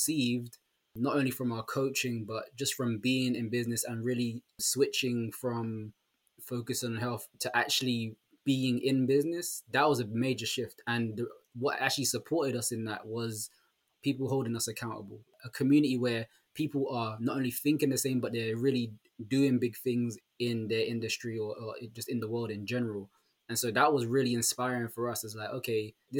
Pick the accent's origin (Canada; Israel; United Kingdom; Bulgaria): United Kingdom; London; I'm actually from London